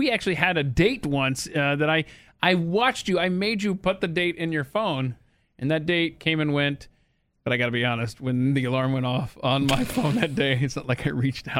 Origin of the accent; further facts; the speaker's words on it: the South, United States; I'm from the South, man. Those boroughs meant nothing to me until I lived up there